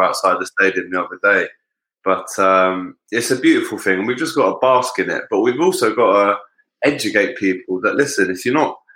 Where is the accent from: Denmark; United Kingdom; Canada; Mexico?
United Kingdom; London; growing up in North London, I was the only Liverpool fan